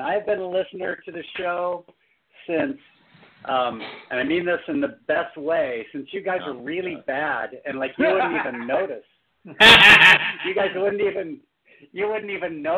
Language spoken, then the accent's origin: English; Southern California deserts, United States; I was a little kid growing up in the Southern California deserts